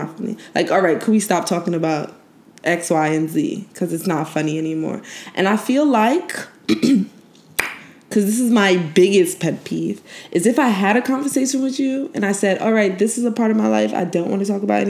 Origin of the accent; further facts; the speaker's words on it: Brooklyn, New York, United States; also born or lived in Haiti; now in New Jersey, United States; I'm from Brooklyn, Haitian. But I live in New Jersey.